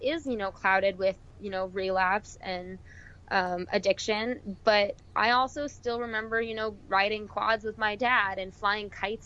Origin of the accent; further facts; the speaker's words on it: Arizona, United States; We're originally from Arizona.